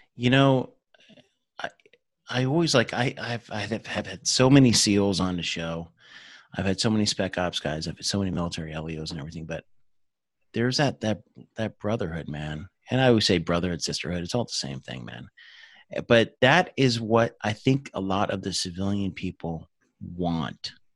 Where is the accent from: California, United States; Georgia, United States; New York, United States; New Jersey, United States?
New Jersey, United States; moved away; I'm from Jersey originally